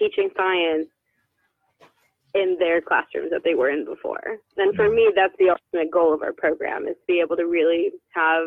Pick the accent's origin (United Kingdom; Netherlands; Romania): Netherlands; moved away; I'm from the Netherlands